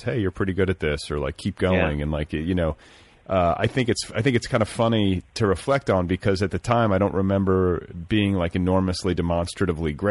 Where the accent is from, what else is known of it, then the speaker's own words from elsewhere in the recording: Indiana, United States; I'm from Indiana.